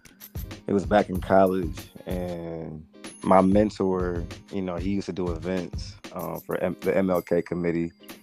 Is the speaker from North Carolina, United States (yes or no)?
no; Lansing, Michigan, United States; moved away as an adult; also born or lived in Ypsilanti, Michigan; now in Atlanta, United States; I ended up moving back home to my hometown, our hometown, Lansing, Michigan